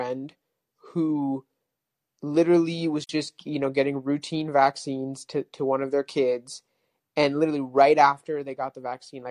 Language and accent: English; California, United States; moved away as an adult; now in Texas, United States; I'm from California, but I just moved to Texas